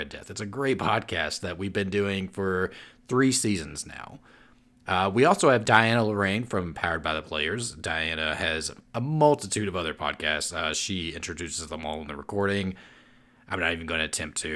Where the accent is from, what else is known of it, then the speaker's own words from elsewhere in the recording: Owensboro, Kentucky, United States; my hometown of Owensboro, Kentucky